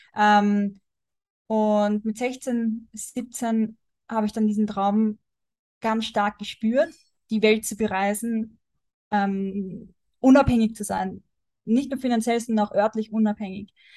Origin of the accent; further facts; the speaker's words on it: Austria; moved away as an adult; bin jetzt äh, aus Prag, äh, aus Österreich ausgewandert